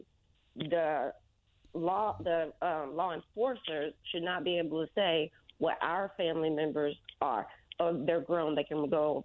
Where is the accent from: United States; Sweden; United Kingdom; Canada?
United States; Florida; moved away as an adult; now in Indianapolis, United States; I'm from Florida. Mm-hmm. I came up to Indianapolis 3 years ago